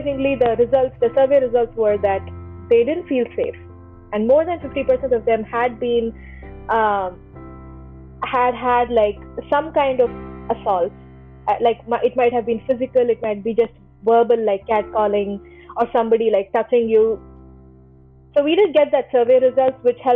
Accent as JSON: {"language": "English", "town": "Chennai", "region": "Tamil Nadu", "country": "India", "also_born_or_lived": "East Coast, United States / Sunnyvale, California", "moved": "as an adult", "lives_now": "United States", "said": "I'm from Chennai"}